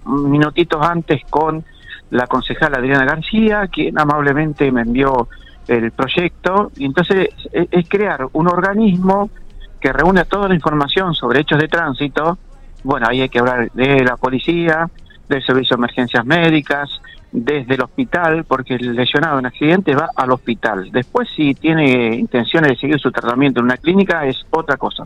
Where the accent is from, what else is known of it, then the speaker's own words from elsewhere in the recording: General Pico, La Pampa, Argentina; somos acá de Pico